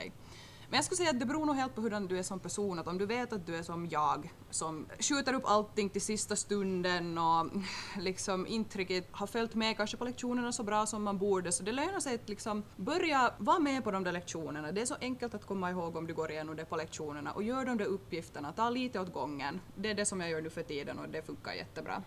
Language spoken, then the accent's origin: Swedish; Turku, Southwest Finland, Finland; moved away as an adult; now in Vaasa, Finland; hem, hem för mig är ju egentligen Åbo